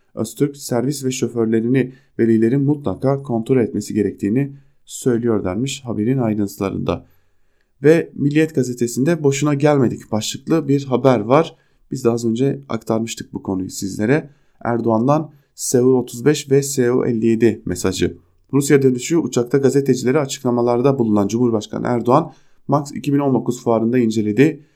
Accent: Diyarbakır, Diyarbakır Province, Turkey; ben Diyarbakırlıyım. Ailem hala Diyarbakır'da yaşıyor.

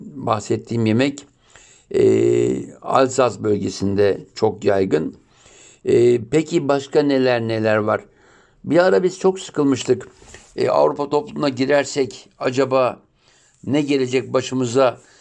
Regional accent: Turkey

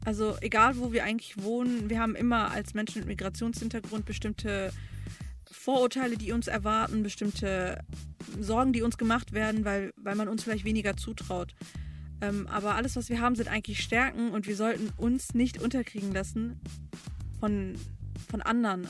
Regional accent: Bochum, North Rhine-Westphalia, Germany; also born or lived in Romania / Düsseldorf / Erkrath; now in Dortmund, Germany; von Erkrath sind wir nach Bochum gezogen. Und da habe ich die meiste Zeit verbracht

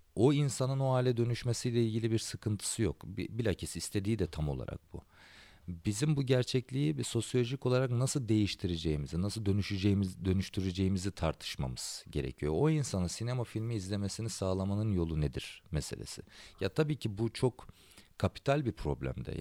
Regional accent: Antakya, Hatay, Turkey; Antakya'da benim şehrimde

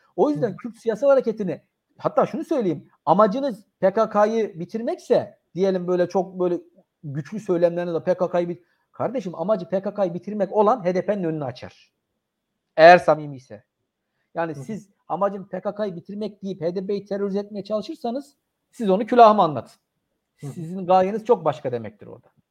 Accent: Turkey; ben bir Türk olarak

